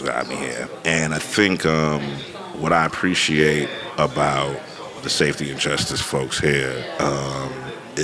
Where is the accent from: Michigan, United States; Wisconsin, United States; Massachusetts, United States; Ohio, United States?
Massachusetts, United States; Boston; now in Oakland, United States; I'm originally from Boston, Roxbury. Been living in Oakland for 26 years now